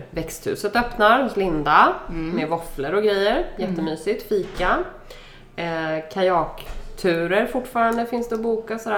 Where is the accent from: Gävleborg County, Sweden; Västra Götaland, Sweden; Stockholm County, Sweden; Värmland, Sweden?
Stockholm County, Sweden; Värmdö; är också ifrån Värmdö.